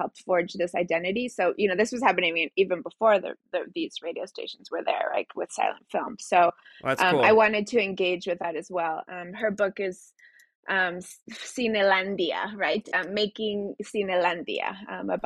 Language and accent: English; Mexico City, Mexico; first language Spanish; English is a second language; moved away; Spanish is my first language. I went to elementary school in Mexico City